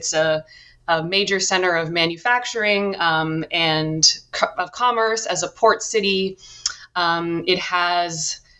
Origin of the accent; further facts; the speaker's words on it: Cambridge, Massachusetts, United States; I grew up in Cambridge, Massachusetts, and I first became interested in education really as an undergrad